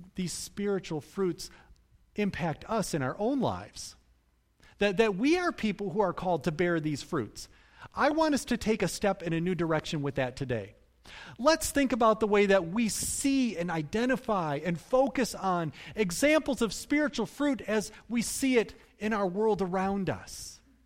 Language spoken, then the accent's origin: English; Cutlerville, Michigan, United States; I grew up in Cutlerville